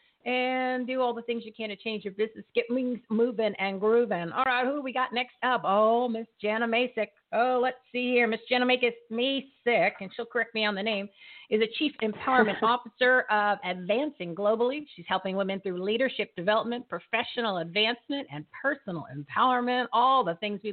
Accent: New Jersey, United States; accent: Jersey; I got my Jersey accent that slips in every once in a while

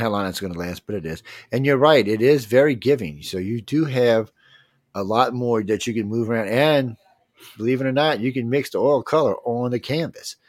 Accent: New Orleans, Louisiana, United States; also born or lived in Gulf Coast; I'm, was born and raised in New Orleans

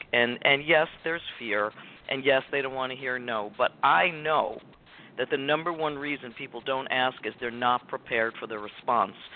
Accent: Richfield, New Jersey, United States; I was born and raised in Richfield, New Jersey, by a single mom

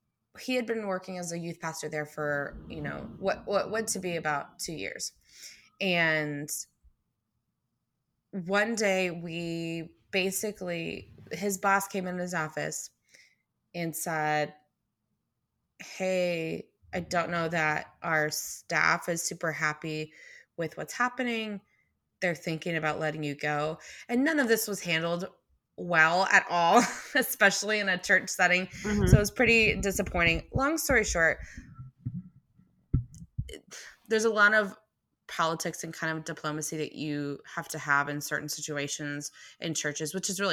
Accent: McKinney, Texas, United States; So I grew up in McKinney, North Dallas, or North Texas, really.

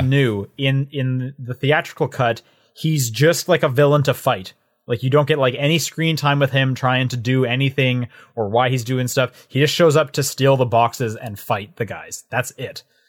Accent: Canada; I would assume you two as well, being Canadian, 'cause we had Blockbuster up until, like, twenty twelve

